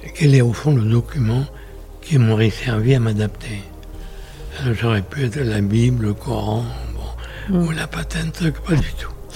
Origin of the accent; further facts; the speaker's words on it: Pessac, Nouvelle-Aquitaine, France; also born or lived in Guéthary, Basque Country; Je suis né le 4 novembre 1925 dans une ville célèbre où il y a un château, au Brion, à côté, c'est Pessac.